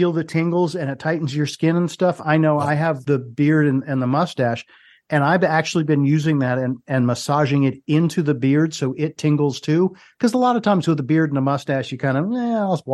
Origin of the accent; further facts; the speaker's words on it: Philadelphia, Pennsylvania, United States; also born or lived in Cherry Hill, New Jersey; I grew up in Philadelphia and lived in Cherry Hill